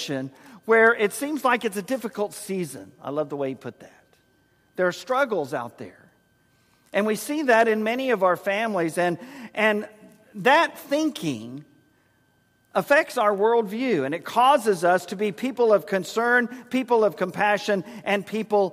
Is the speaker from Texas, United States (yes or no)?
yes; San Antonio, Texas, United States; In our house growing up in San Antonio